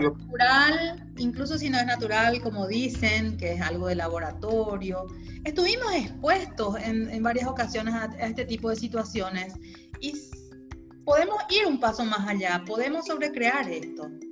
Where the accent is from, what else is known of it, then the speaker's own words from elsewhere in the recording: Paraguay; de Paraguay